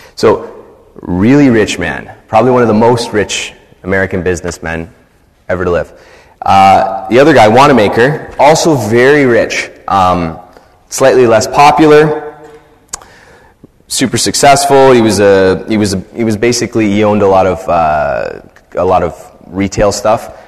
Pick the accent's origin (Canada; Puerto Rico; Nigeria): Canada; I'm a Canadian